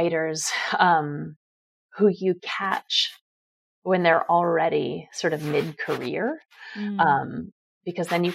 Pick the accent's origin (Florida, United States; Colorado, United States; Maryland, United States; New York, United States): New York, United States; New York City; I grew up on the Upper West Side